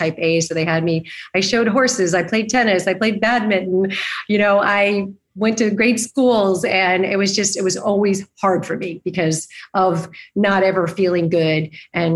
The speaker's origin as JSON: {"language": "English", "region": "Arizona", "country": "United States", "tie": "born or raised there", "also_born_or_lived": "New York", "moved": "as an adult", "lives_now": "Los Angeles, United States", "said": "I grew up in Arizona"}